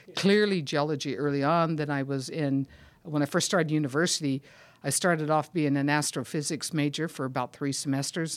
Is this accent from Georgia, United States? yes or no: no; Sacramento, California, United States; I grew up in Sacramento, California